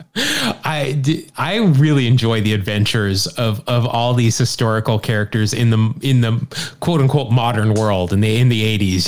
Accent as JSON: {"language": "English", "town": "Salt Lake City", "region": "Utah", "country": "United States", "tie": "born or raised there", "said": "you and I grew up in Salt Lake City."}